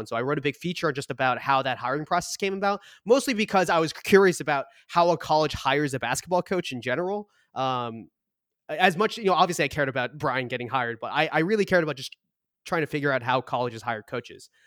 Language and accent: English; Boston, Massachusetts, United States; also born or lived in Seoul, South Korea / Malden, Massachusetts / Brookline, Massachusetts; we grew up in Boston